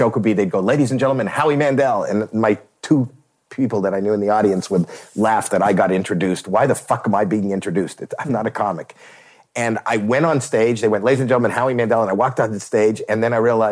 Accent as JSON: {"language": "English", "town": "Toronto", "region": "Ontario", "country": "Canada", "said": "I'm a putz from Toronto"}